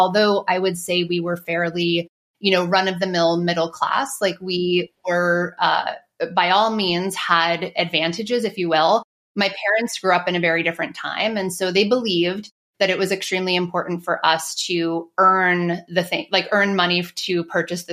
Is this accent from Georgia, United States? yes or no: no; northwest New Jersey, United States; I was born and raised in New Jersey. And if for anyone that is familiar with the state, the northwest portion of New Jersey